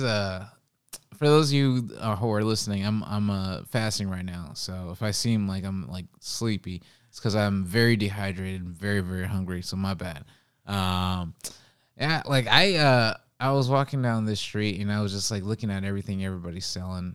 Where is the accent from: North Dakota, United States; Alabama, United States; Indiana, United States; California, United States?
California, United States; Oakland; now in New York, United States; I'm from Oakland